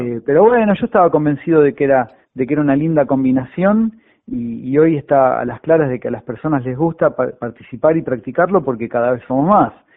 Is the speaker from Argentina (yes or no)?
yes; Buenos Aires, Argentina; also born or lived in Parque Mar Chiquita; now in Mar Chiquita, Argentina; la zona oeste, que es mi casa. Yo nací en, Villaluro, en Liniers